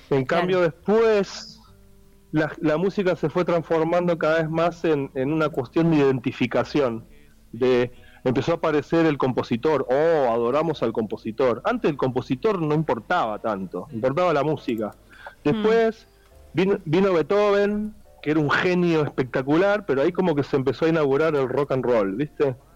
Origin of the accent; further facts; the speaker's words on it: Argentina; tengo una cosa muy fuerte con mi tierra, mi familia, mis abuelos, mis bisabuelos, mis vecinos, mi ciudad, hmm. las otras ciudades, mis otras ciudades